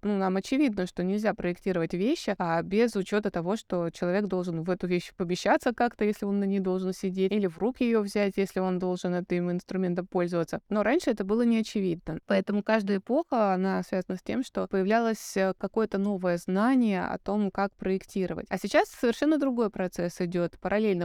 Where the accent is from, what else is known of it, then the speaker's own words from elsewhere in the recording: Novosibirsk, Novosibirsk Oblast, Russia; я сама из Новосибирска